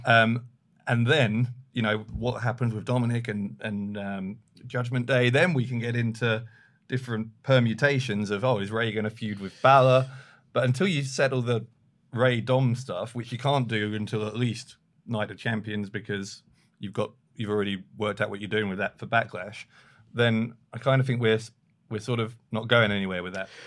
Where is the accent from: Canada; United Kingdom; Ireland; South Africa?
United Kingdom; London; I'm from London